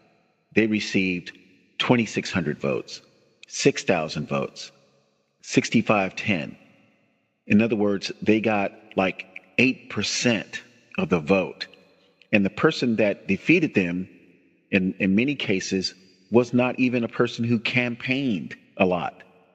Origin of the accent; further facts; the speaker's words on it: Tampa, Florida, United States; moved away as an adult; in the state of Florida, which is my birthplace, I was born and raised in Tampa, Florida, lived there from the time I was born until about 1920 when I joined the military